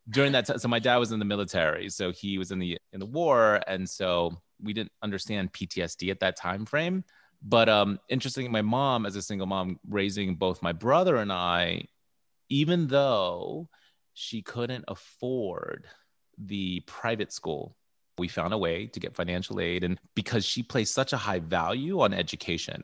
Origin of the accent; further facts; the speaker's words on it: United States; I identify as American-born, Filipino, and Guamanian.